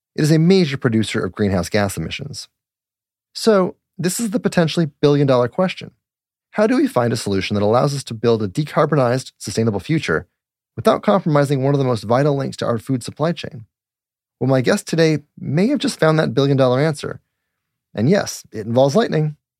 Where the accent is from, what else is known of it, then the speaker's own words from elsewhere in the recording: Littleton, Colorado, United States; moved away; also born or lived in Golden, Colorado; I'm originally from Colorado too.